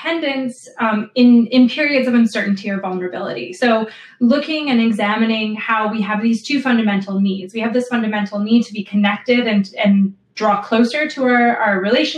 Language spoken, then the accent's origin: English; Canada; moved away as an adult; also born or lived in Buffalo, New York, United States; now in England, United Kingdom; I'm originally from Canada